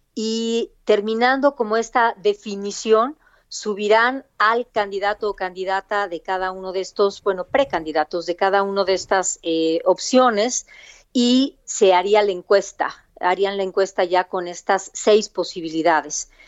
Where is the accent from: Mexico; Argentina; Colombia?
Mexico; Oaxaca; nací en la ciudad de Oaxaca